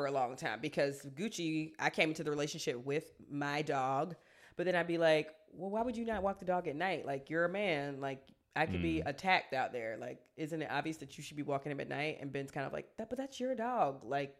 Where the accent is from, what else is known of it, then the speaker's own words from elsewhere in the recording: South Africa; I'm South African, and in my family, we practice traditional ceremonies, and we recognize our ancestors